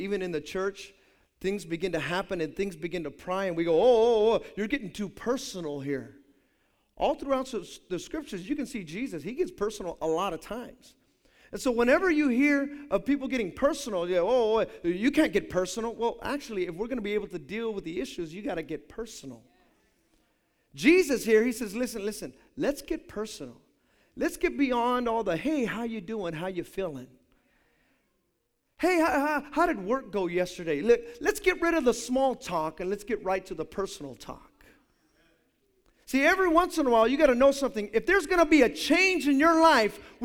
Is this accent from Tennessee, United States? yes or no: no; Hayward, California, United States